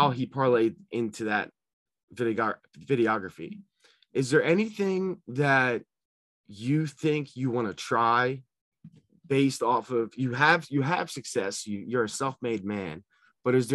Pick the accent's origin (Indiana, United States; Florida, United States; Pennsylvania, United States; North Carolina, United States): Pennsylvania, United States; Philadelphia; I'm from Northeast Philly